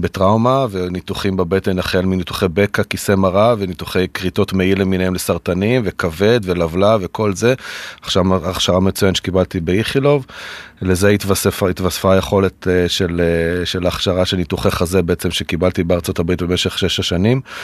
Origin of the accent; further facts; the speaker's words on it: the Center, Central Israel, Israel; also born or lived in New York, United States; חזרנו אל המרכז, איפה שגדלתי